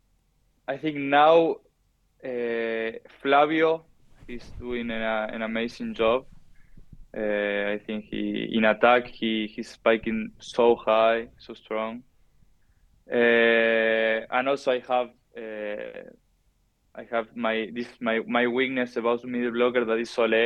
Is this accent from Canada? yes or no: no; Argentina; English is a second language; moved away as an adult; also born or lived in France; now in Italy; we, the Argentinian, we come from Spanish and Italian people